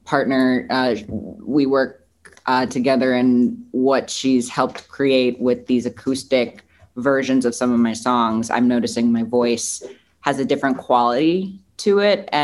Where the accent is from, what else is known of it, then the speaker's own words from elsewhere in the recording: Milwaukee, Wisconsin, United States; now in Los Angeles, United States; I'm born and raised in Milwaukee, Wisconsin, but it's about 90 minutes north of Chicago